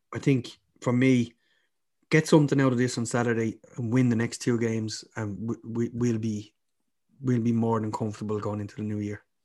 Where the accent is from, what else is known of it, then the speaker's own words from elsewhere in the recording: Ireland; now in Birmingham, United Kingdom; I'm Irish